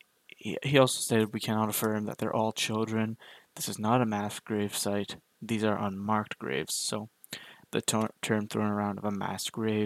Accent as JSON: {"language": "English", "country": "Canada", "tie": "born or raised there", "said": "as a Canadian"}